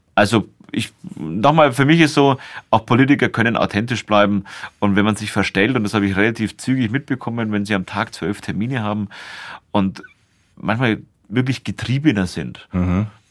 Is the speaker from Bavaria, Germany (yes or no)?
yes; Nuremberg, Bavaria, Germany; ich bin ja hier in Nürnberg in einem Internat aufgewachsen